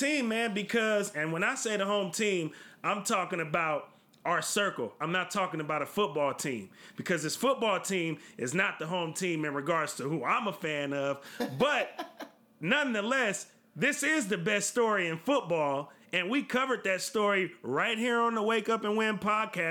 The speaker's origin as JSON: {"language": "English", "region": "California", "country": "United States", "said": "we're from California"}